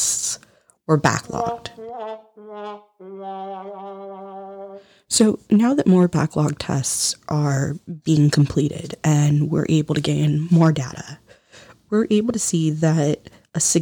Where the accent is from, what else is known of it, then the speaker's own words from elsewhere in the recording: United States; as an American